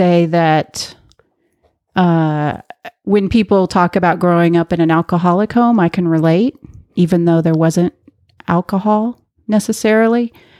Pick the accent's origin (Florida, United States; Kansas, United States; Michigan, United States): Kansas, United States; Well, I grew up in the middle of the country in a middle-class family